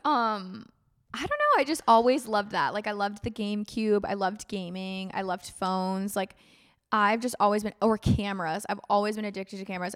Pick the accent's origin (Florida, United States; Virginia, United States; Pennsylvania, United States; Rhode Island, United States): Florida, United States; I grew up in Florida